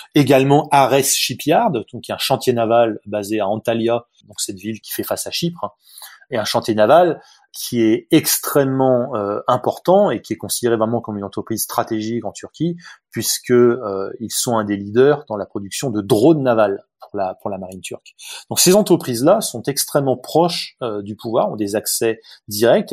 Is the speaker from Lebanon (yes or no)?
no; south of France, France; Je suis français, moi, donc euh, euh, plutôt du sud de la France.